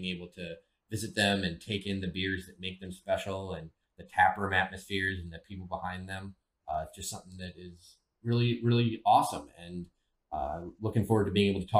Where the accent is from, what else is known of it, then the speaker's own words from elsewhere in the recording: United States; moved away as an adult; also born or lived in Wisconsin / Iowa / Milwaukee, Wisconsin; now in Baltimore, United States; growing up in rural Wisconsin, rural Iowa